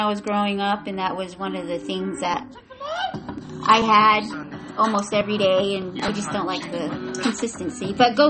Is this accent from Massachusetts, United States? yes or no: no; Phoenix, Arizona, United States; also born or lived in Ganado, Arizona (Navajo Reservation); now in Gilbert, United States; a few years after I was born, to Phoenix, Arizona. And I grew up in North Phoenix in Sunny Slope area.